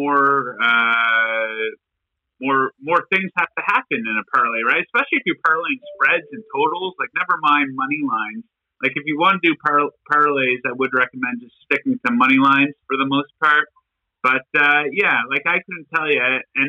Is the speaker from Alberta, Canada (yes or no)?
no; New Brunswick, Canada; I grew up in New Brunswick